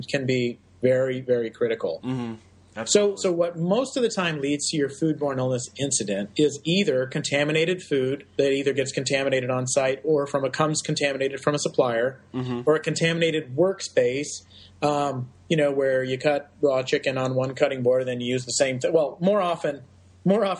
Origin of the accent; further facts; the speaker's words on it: Texas, United States; my home state of Texas